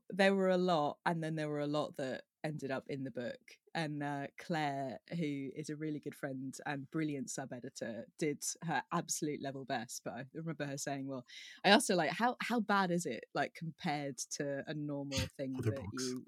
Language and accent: English; South West England, United Kingdom; accent: Devon; there is one word that I basically still have that's a Devon like accent, and it, every every part of my accent is completely gone otherwise.